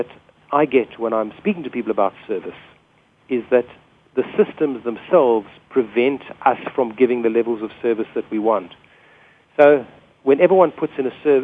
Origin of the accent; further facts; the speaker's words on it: South Africa; which we call a petrol station in South Africa.